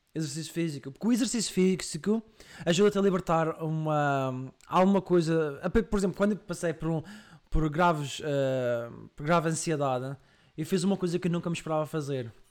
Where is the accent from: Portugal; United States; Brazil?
Portugal; Madeira; now in Coimbra, Portugal; eu sou madeirense, estou em Coimbra